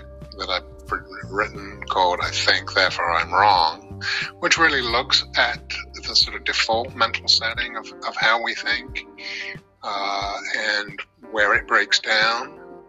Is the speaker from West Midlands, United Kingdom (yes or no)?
no; London, United Kingdom; moved away as an adult; also born or lived in Northampton, England; I was born and raised in North London, about a mile or so from Wembley Stadium